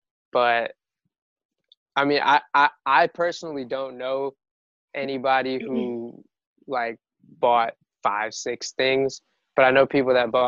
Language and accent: English; Louisville, Kentucky, United States; Like, you know, we're from Louisville, like, yo, it's not happening over there.